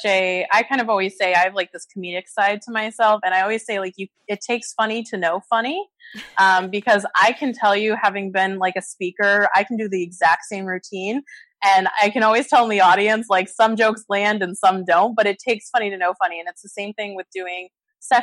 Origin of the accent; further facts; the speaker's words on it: New York City, New York, United States; moved away as an adult; also born or lived in Connecticut / Boston, Massachusetts; now in Palm Beach, Florida, United States; I'm originally from New York City, and I just moved down to Florida, Palm Beach, Florida, a few months ago